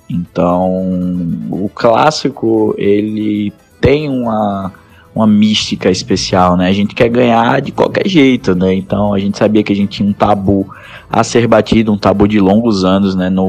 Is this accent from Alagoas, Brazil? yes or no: yes; Maceió, Alagoas, Brazil; now in Aracaju, Brazil; eu tenho 23 anos, eu é, sou nascido em Maceió, Alagoas.